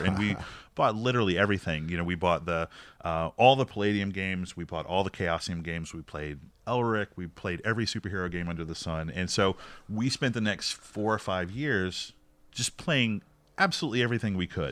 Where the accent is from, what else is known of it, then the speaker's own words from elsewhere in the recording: North Carolina, United States; we were all friends growing up in North Carolina